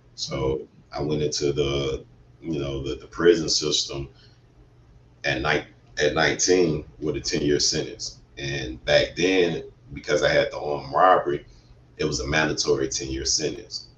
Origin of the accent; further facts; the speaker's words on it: Atlanta, Georgia, United States; I was born and raised in Atlanta, Georgia. Yes, yes, uh, west side of Atlanta